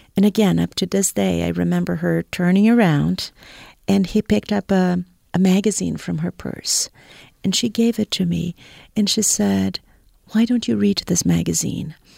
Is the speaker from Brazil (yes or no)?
yes; Brazil; moved away as an adult; also born or lived in Boston; I am originally from Brazil